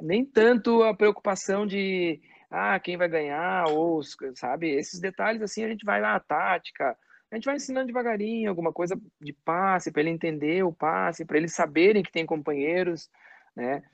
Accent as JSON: {"language": "Portuguese", "town": "Caxias do Sul", "region": "Rio Grande do Sul", "country": "Brazil", "tie": "born or raised there", "also_born_or_lived": "Farroupilha"}